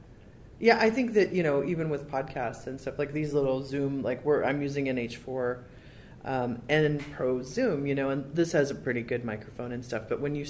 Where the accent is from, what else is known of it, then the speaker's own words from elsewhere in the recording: Michigan, United States; also born or lived in Zionsville, Indiana; now in California, United States; I'm from Michigan, and I lived in Zionsville.